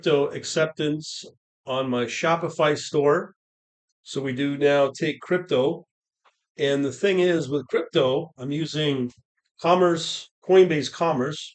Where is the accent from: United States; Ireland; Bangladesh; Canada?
Canada; as a Canadian